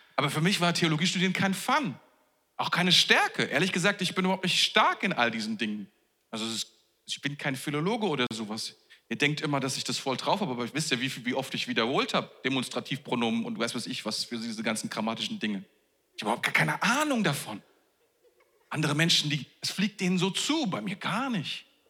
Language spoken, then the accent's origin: German; Germany; wir sind ja Deutsche